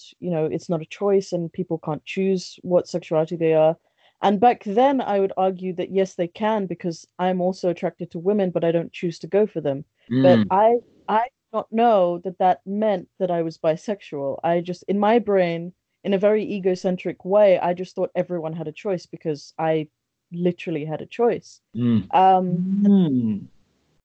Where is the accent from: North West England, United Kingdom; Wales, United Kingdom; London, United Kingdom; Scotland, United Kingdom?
London, United Kingdom; also born or lived in Bangladesh; I was born in Bangladesh. I was raised here. I've lived in London for most of my life